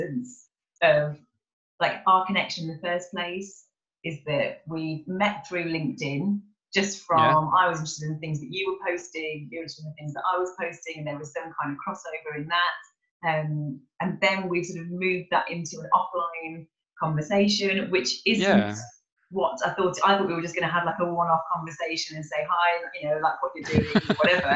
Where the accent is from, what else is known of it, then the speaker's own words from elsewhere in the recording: Kidderminster, West Midlands, United Kingdom; now in Cheltenham, United Kingdom; I'm from a little village called Kidminster, which is not really Birmingham, but like near